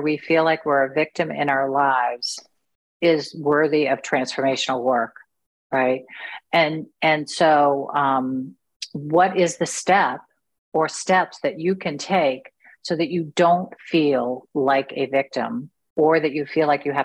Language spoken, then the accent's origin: English; United States; I'm just an American